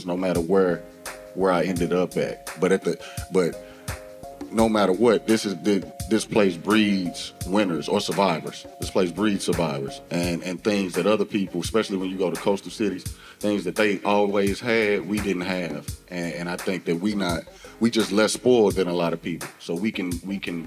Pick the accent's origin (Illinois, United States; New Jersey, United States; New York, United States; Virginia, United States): Illinois, United States; East St. Louis; I'm from East St. Louis.